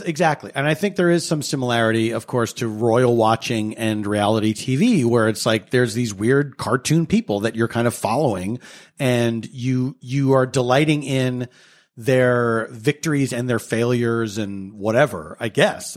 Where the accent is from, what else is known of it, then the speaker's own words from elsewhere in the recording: United States; we grew up in America